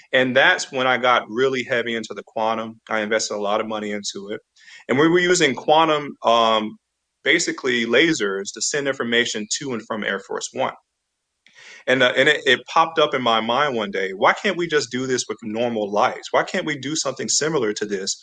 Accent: Florida, United States; moved away; also born or lived in Fort Meade, Maryland; So I was born in Florida

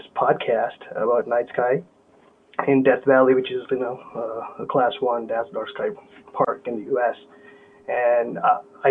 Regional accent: South India, India; moved away as an adult; now in United States; my hometown in the south of India

